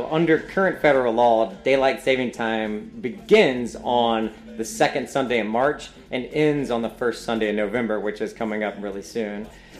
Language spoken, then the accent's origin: English; United States; as an American, I don't know about every place in the world.